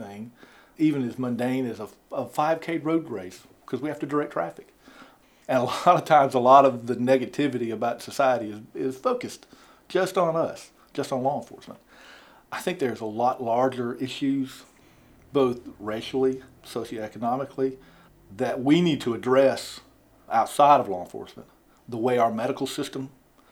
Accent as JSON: {"language": "English", "town": "Augusta", "region": "Georgia", "country": "United States", "tie": "born or raised there", "moved": "as an adult", "lives_now": "Milledgeville, United States", "said": "I grew up in Augusta"}